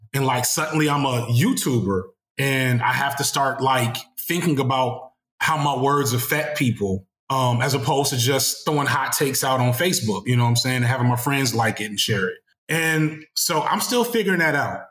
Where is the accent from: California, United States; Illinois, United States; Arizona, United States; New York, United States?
Illinois, United States; Chicago; I'm from Chicago